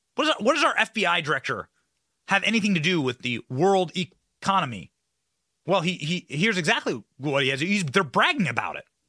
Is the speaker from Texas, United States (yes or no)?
no; Tampa, Florida, United States; my hometown of Tampa